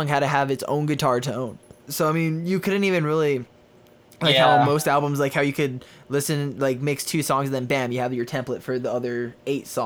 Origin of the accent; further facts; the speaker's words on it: Albuquerque, New Mexico, United States; my hometown, Albuquerque